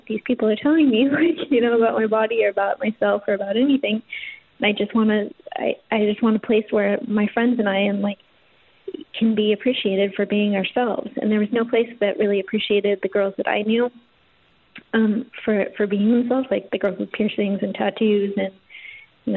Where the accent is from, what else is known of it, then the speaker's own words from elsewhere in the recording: Portland, Oregon, United States; moved away as an adult; also born or lived in Los Angeles; So I grew up in Portland with that belief